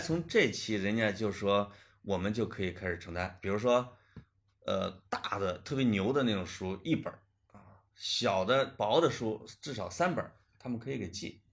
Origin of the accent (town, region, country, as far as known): Puyang, Henan, China; born or raised there